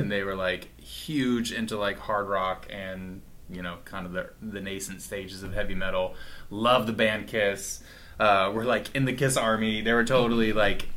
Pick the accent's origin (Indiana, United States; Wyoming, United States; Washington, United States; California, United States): Washington, United States; Walla Walla; moved away as an adult; Walla Walla is my stomping ground